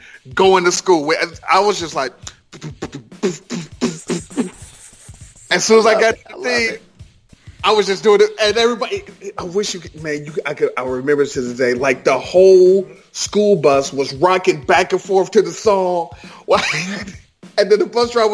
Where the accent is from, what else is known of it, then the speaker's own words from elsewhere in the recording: Ohio, United States; moved away; I'm originally from Ohio